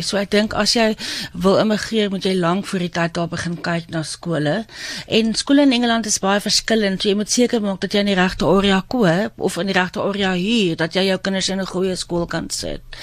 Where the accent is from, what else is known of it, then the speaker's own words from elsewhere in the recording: South Africa; moved away as an adult; now in London, United Kingdom; waar ons vandaan kom